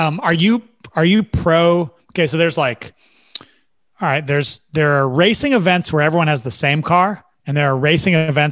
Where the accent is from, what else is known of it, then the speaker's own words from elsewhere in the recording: the Northwest, Pacific Northwest, United States; growing up in the Northwest